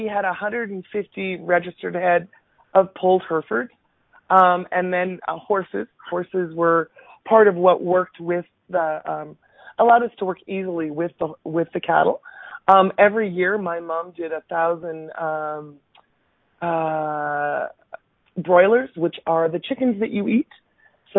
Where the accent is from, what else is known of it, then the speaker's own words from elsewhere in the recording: Minburn, Alberta, Canada; I was actually born and raised in Alberta. My first 8 years of life was spent in a very tiny little rural town by the name of Mimburn.